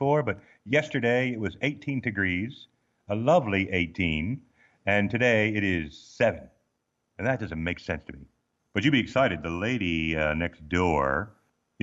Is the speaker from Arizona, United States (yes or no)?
yes; Arizona, United States; moved away as an adult; also born or lived in Baltimore, Maryland / Missouri / Illinois; now in Australia; growing up in Arizona, where it was a constant sort of medium high dryer heat all the time in life